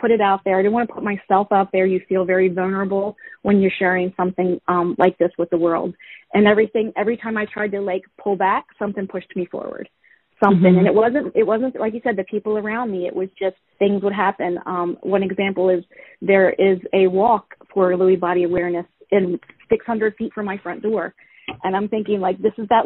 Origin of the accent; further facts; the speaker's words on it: Virginia, United States; moved away; Virginia, which was my hometown